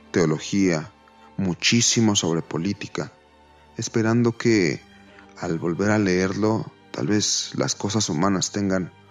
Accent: Mexico City, Mexico; Nací hace 26 años en la Ciudad de México y vivo aquí desde entonces.

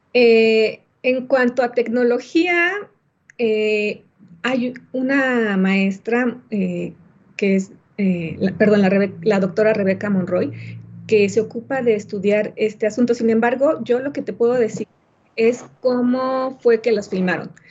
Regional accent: Mexico; nuestra cultura como mexicanos

